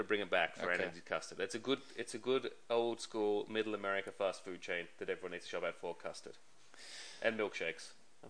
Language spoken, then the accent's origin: English; England, United Kingdom; moved away; I'm definitely English. English as they come.